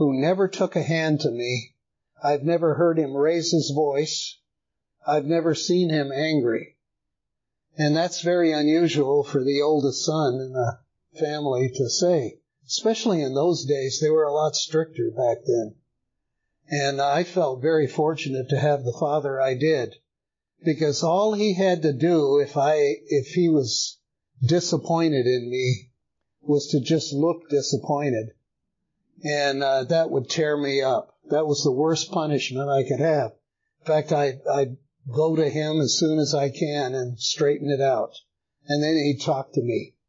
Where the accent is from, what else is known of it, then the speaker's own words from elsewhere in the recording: El Paso, Texas, United States; moved away as an adult; now in Woodstock, United States; I was born in El Paso, Texas in 1942.